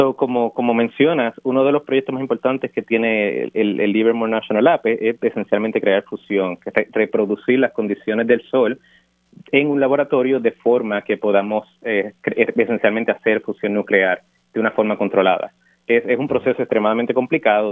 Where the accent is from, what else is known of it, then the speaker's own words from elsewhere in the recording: Dorado, Puerto Rico; moved away as an adult; also born or lived in Urbana-Champaign, Illinois; yo nací y me crié en Dorado